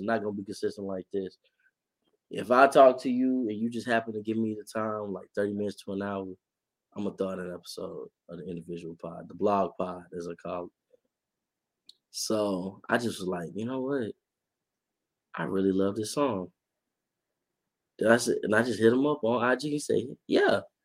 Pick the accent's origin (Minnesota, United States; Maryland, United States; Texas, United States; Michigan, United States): Texas, United States; I lived here my whole life.